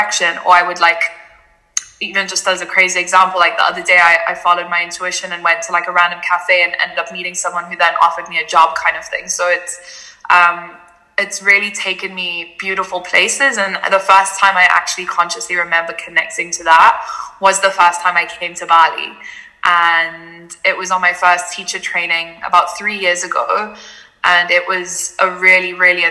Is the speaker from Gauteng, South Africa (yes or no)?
no; Cape Town, Western Cape, South Africa; also born or lived in Germany; I was born in Germany, but I moved to South Africa, to Cape Town, when I was 3 years old and grew up there for most of my life